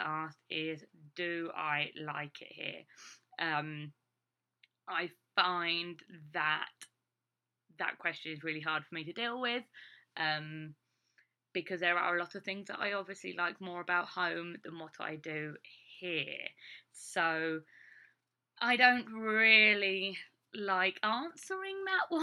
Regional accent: Essex, East of England, United Kingdom; moved away as an adult; now in Iowa, United States; I'm from Essex, you find the people haven't heard of Essex at all. So if I just say, oh, I'm just outside of London, which is true, it's like I'm like a 45-minute train ride away from London. So, I mean, it is very close to where I grew up

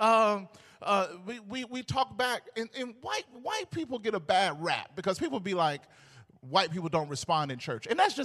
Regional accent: Pearl, Mississippi, United States; I grew up in Pearl, Mississippi.

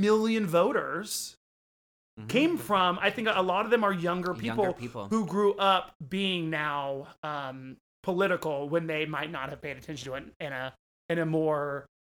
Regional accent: Oklahoma, United States; now in New York, United States; And most of us here came from there. Correct. I grew up in Oklahoma. Now I'm a New Yorker.

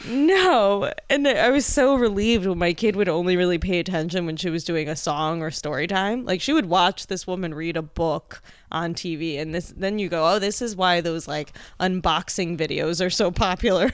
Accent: New Jersey, United States; now in New York, United States; I grew up in Jersey, so, like, a classic New York City suburb

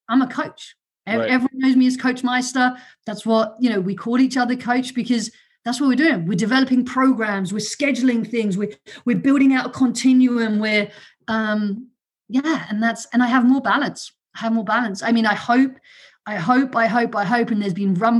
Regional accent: London, United Kingdom; accent: London; first language German; English is a second language; moved away; also born or lived in Germany / Southwest Virginia / England; We moved to London when I was younger with for my dad's job. I did not know any English except cheese, please. And I went to school in London and I decided I wanted to sound like those kids, copied their accent

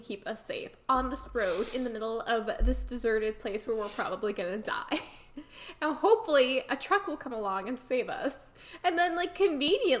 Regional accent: United States; we grew up in the United States

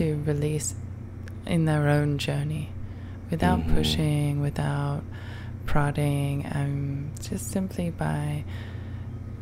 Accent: Brighton, South East England, United Kingdom; moved away as an adult; now in New York, United States; I'm from Brighton.

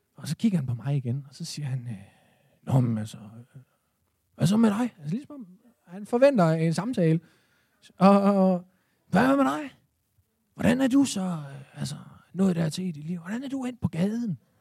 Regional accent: Esbjerg, Southern Denmark, Denmark; min fødeby Esbjerg. Jeg er på derværende tidspunkt 17 år

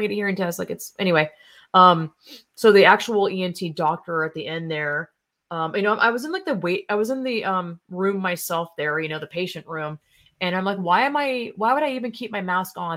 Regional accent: the South, United States; I'm from the South

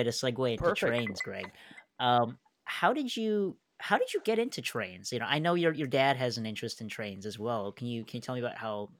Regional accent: Long Island, New York, United States; Maddie C and I was the guys from Long Island

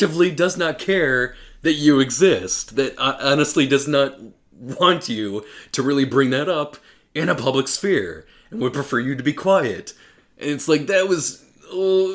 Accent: United States; knowing that I am an American, where, over in the U.S.

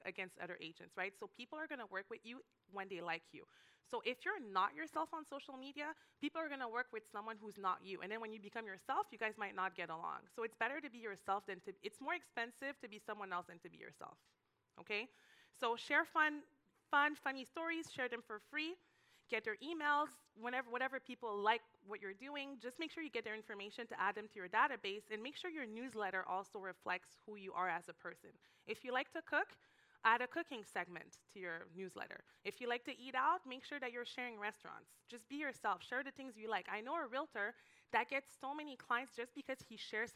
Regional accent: Canada; moved away as an adult; now in Miami, United States; I'm Canadian

